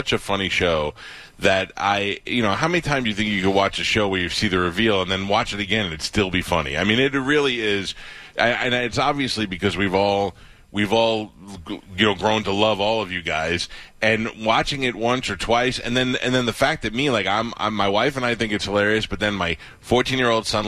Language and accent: English; New York City, New York, United States; moved away; I grew up in Staten Island as well.